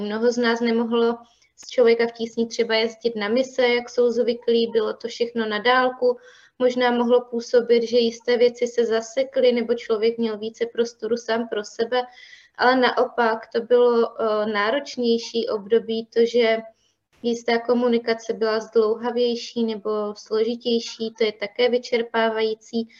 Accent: Havířov, Moravian-Silesian Region, Czechia; já jsem původem z Havířova

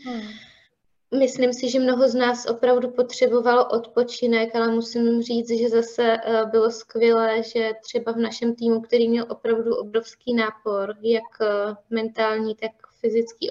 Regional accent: Havířov, Moravian-Silesian Region, Czechia; já jsem původem z Havířova

